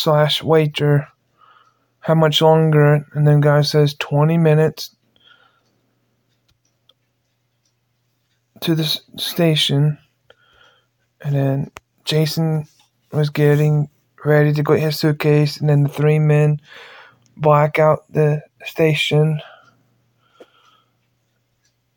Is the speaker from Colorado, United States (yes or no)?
no; Missouri, United States; I'm from Missouri